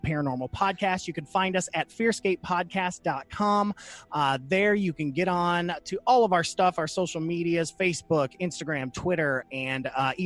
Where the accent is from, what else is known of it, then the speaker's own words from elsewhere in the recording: Toledo, Ohio, United States; now in Kentucky, United States; there was a village in Ohio where I grew up in Toledo